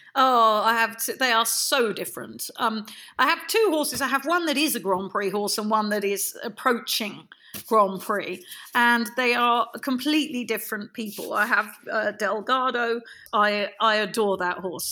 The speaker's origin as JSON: {"language": "English", "region": "London", "country": "United Kingdom", "tie": "born or raised there", "moved": "yes", "lives_now": "Devon, United Kingdom", "said": "I'm from London. I'm I'm London born and bred."}